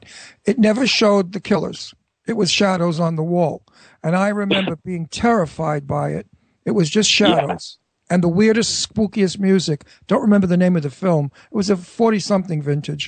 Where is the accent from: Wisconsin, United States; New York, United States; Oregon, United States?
New York, United States; New York City; accent: Brooklyn; I'm from Brooklyn